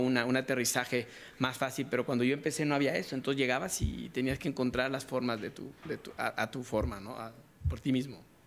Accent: Mexico; moved away as an adult; also born or lived in United States / Boston; Yo soy mexicano, pero salí muy joven, a los 25 años

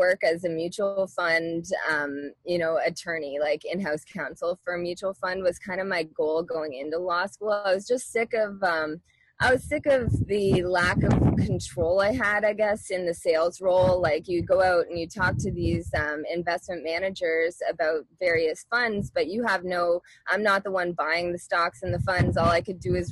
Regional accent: Halifax, Nova Scotia, Canada; moved away as an adult; also born or lived in Ontario / Florida; I grew up in Halifax, Nova Scotia, Canada

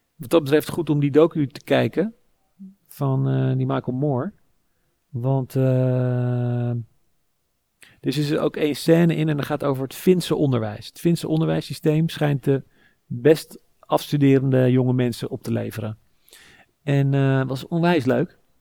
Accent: Sassenheim, South Holland, Netherlands; now in Amsterdam, Netherlands; ik ben opgegroeid in Sassenheim, in de Bollestreek

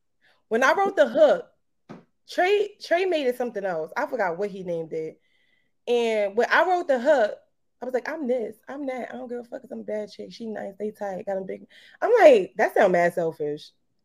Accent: Brooklyn, New York, United States; I'm from Brooklyn. Definitely from Brooklyn. Kingsborough. Shout out to Kingsborough. Mm. Shout out to Brooklyn. All day. I be repping Brooklyn all the time.

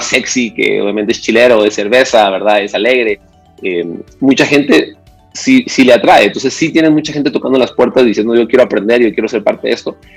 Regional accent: Antigua Guatemala, Sacatepéquez, Guatemala; yo soy de Antigua Guatemala

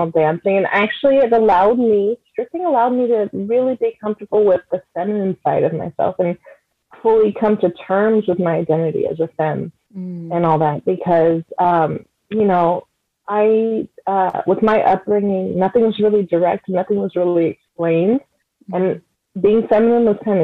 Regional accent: San Francisco Bay Area, California, United States; moved away; also born or lived in New Mexico; I'm from the Bay. I'm a Bay Area girl or person

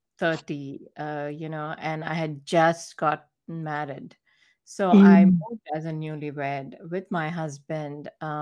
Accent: India; moved away as an adult; now in United States; growing up in India

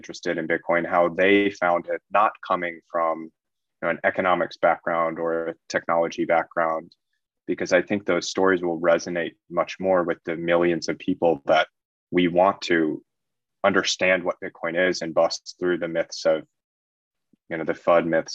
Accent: United States; moved away as an adult; I'm originally American.

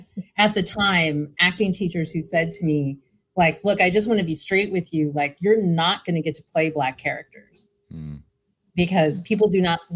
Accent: Ridgecrest, California, United States; moved away as an adult; also born or lived in Kingsville, Texas / Los Angeles; now in Long Beach, United States; I was raised in Ridgecrest, California.

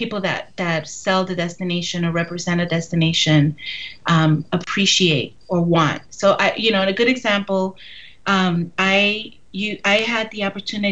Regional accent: New York City, New York, United States; I'm from Brooklyn, and right. my family were Dominican immigrants.

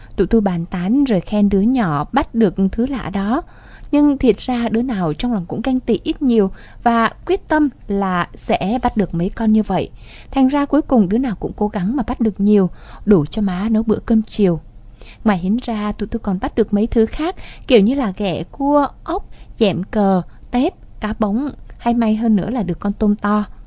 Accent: Vietnam; born or raised there; moved away

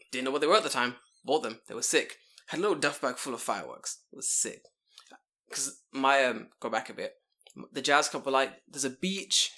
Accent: England, United Kingdom; moved away as an adult; now in Japan; I'm English

